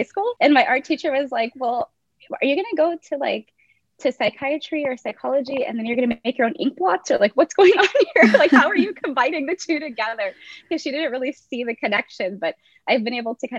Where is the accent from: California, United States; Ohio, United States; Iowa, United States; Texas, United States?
California, United States; Whittier; first language English; I grew up in Whittier, California, so we have had a pretty good education system